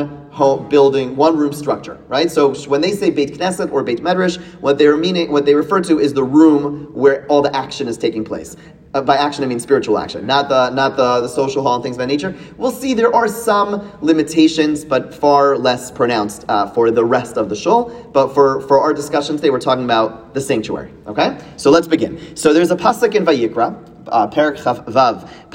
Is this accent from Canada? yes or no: yes; Canada; moved away; as a Canadian